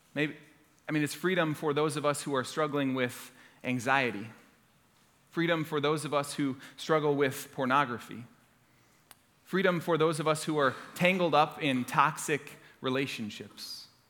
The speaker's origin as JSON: {"language": "English", "town": "Orlando", "region": "Florida", "country": "United States", "tie": "born or raised there", "moved": "yes", "said": "I grew up in Orlando, Florida, uh, lived there since I was in fourth grade, went to Florida State University. I'm a proud Floridian"}